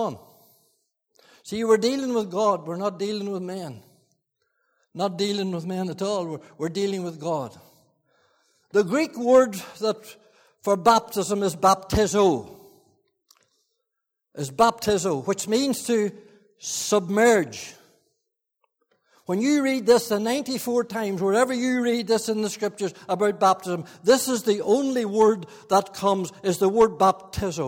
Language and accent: English; Fermanagh, Northern Ireland, United Kingdom; I was brought up in Fermanagh